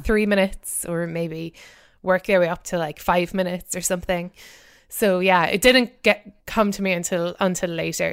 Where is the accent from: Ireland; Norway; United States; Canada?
Ireland; Cork, Munster; moved away; I grew up in Cork in the south of Ireland